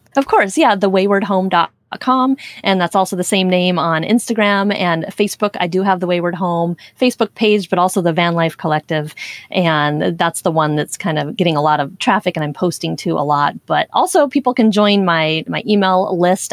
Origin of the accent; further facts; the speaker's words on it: Portland, Oregon, United States; moved away; I grew up in Portland, Oregon